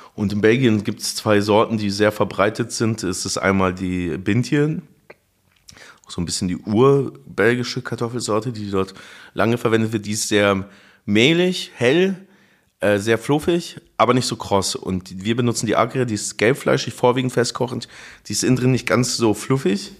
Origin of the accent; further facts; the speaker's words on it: Munich, Bavaria, Germany; now in Berlin, Germany; ich bin ja in München aufgewachsen